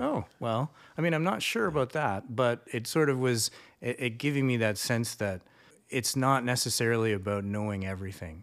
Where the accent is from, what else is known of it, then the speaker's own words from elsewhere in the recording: Canada; also born or lived in Seoul, South Korea; as a Canadian, had lived somewhere